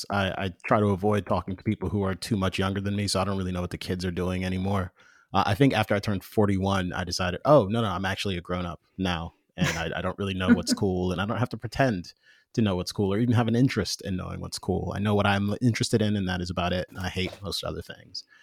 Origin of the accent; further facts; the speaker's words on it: Jamaica; I'm I'm both Jamaican and and former evangelical.